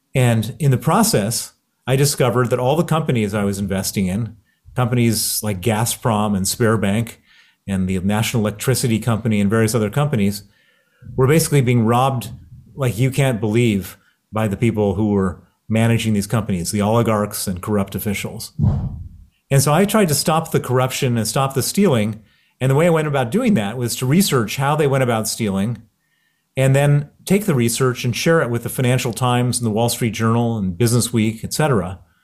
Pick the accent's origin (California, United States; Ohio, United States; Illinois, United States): Illinois, United States; Chicago; accent: American; you can hear my accent. It's American. I grew up in Chicago